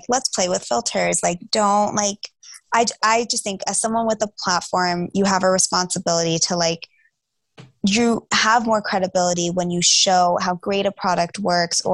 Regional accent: Atlanta, Georgia, United States; I grew up in the suburbs. So like I was in a northeast suburb of Atlanta

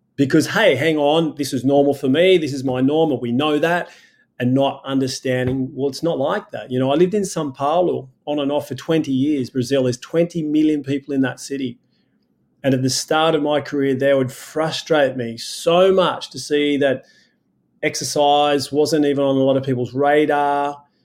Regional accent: Sydney, New South Wales, Australia; I was born in Sydney, Australia

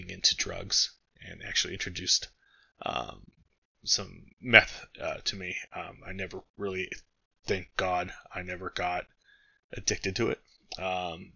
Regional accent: San Gabriel Valley, California, United States; moved away as an adult; now in Arizona, United States; I grew up in California. Yes, I live in Arizona now, but I grew up in the San Gabriel Valley

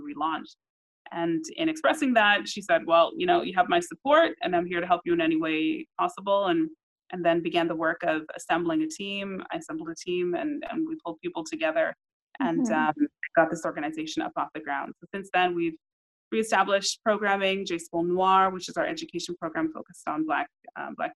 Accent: Toronto, Ontario, Canada; growing up in Toronto

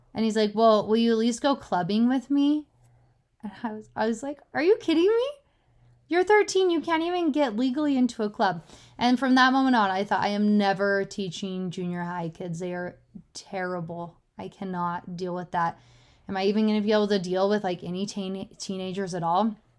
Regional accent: Utah, United States; I was born in Utah

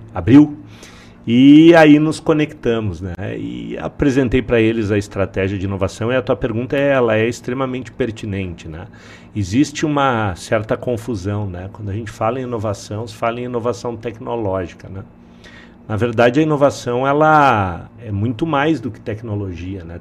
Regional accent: Porto Alegre, Rio Grande do Sul, Brazil; also born or lived in Palmeira das Missões; eu sou de Porto Alegre, na verdade nasci em Palmeira das Missões

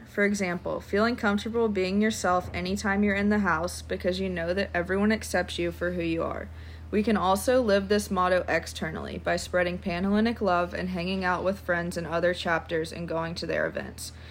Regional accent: Lexington, Kentucky, United States; I'm from Lexington, Kentucky

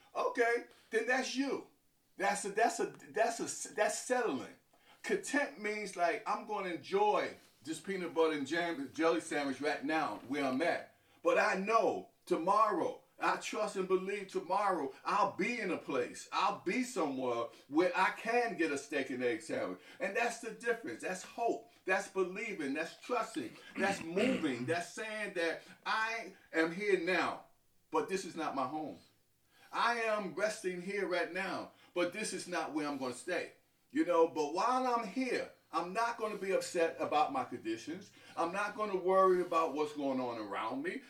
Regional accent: New York City, New York, United States; I was born in New York City, in, uh, in Harlem

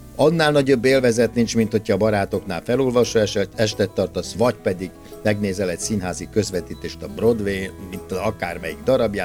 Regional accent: Hungary; Egy olyan országba születtünk

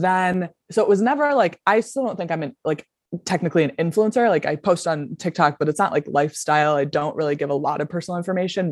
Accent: Buffalo, New York, United States; also born or lived in Denver; I'm from Buffalo, New York, grew up here

